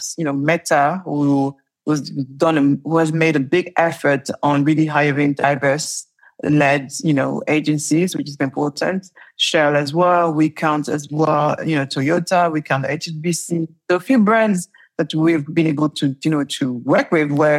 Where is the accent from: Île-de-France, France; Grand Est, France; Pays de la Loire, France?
Île-de-France, France; Paris; accent: French; English is a second language; now in London, United Kingdom; I am French and I left Paris, the ghetto of Paris.